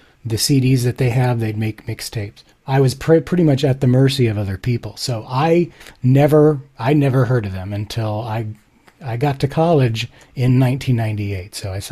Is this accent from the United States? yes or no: no; Japan; So some background. I grew up in Japan. This was sort of before the internet.